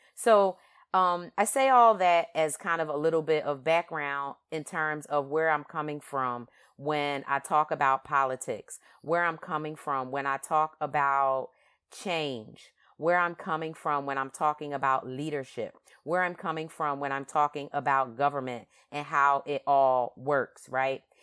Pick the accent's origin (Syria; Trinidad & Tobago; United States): United States; Philadelphia, Pennsylvania; I grew up in Philadelphia